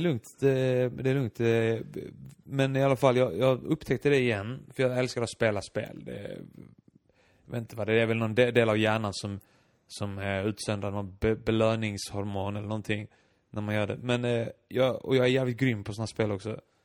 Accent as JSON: {"language": "Swedish", "country": "Iceland", "moved": "yes", "lives_now": "Malmö, Sweden", "said": "jag var islänning"}